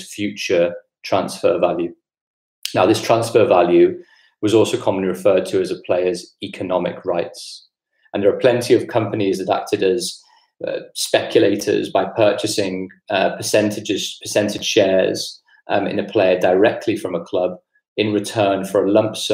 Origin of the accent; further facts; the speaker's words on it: Liverpool, North West England, United Kingdom; moved away; I'm from Liverpool originally, and grew up there